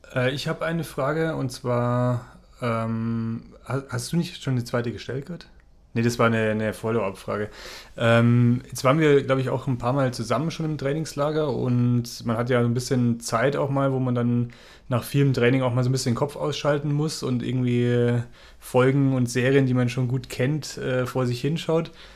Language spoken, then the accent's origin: German; Ingolstadt, Bavaria, Germany; ich komme aus Ingolstadt